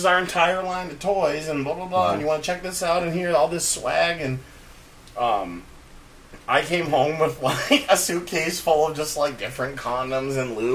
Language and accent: English; Auburn, Maine, United States; also born or lived in Boston; I grew up in Auburn, Maine